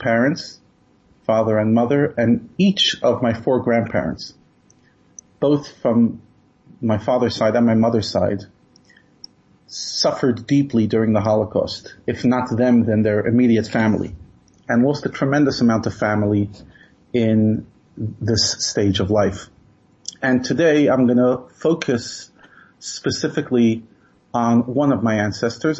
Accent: New York City, New York, United States; I grew up in Brooklyn, and we used to daven in a small shtiebel

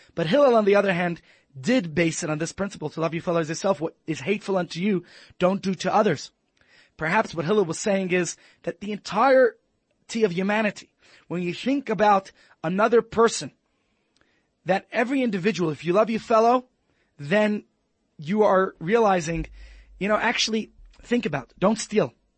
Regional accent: United States; moved away; As an American

